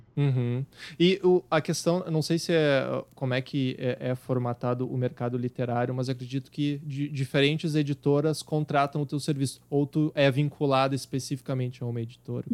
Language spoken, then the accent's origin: Portuguese; Rio Grande do Sul, Brazil; accent: gaúcho; eu tenho um sotaque muito carregado gaúcho